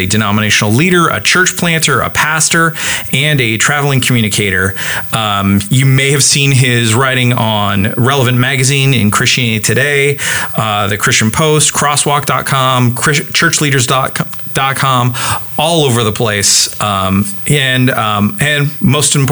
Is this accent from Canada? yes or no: yes; Canada; I'm Canadian